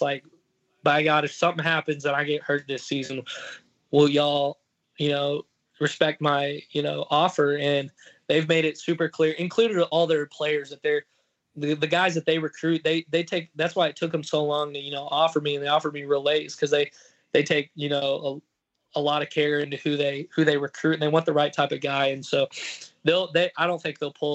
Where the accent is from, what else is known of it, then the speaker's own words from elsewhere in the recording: Texas, United States; I'm from the South and from Texas